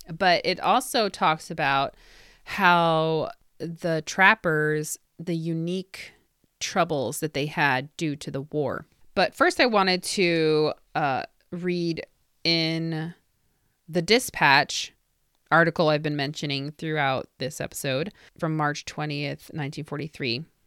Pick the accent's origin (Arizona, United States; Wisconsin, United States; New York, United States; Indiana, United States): Indiana, United States; this is an Indiana company. Well, there you go. My home state.